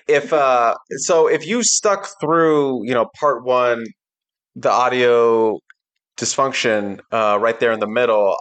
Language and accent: English; Laurel, Maryland, United States; moved away; in my hometown